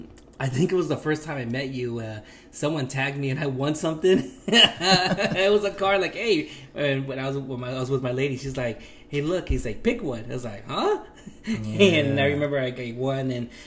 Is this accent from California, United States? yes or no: yes; Long Beach, California, United States; I'm a local from Long Beach